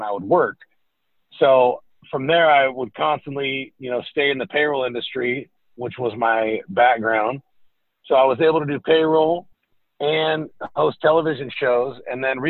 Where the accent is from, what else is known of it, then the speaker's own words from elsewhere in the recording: California, United States; moved away as an adult; also born or lived in Iowa City, Iowa / Seattle, Washington; now in Nashville, United States; grew up, born and raised in California